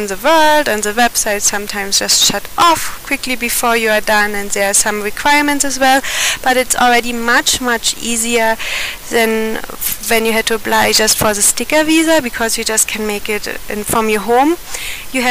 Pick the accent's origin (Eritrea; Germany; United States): Germany; moved away as an adult; now in India